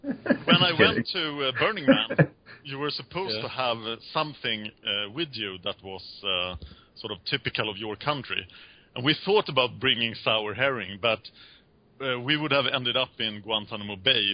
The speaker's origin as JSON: {"language": "English", "country": "Sweden", "said": "we're from Sweden"}